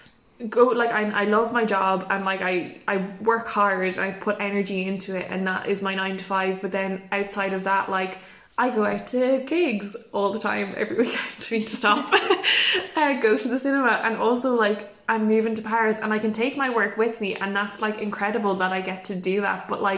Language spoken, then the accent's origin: English; England, United Kingdom; We did ordinary math. Yeah. We are English people.